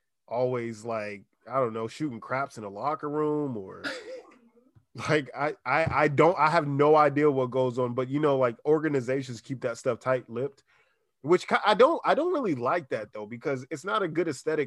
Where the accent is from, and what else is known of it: Washington, District of Columbia, United States; now in San Diego, United States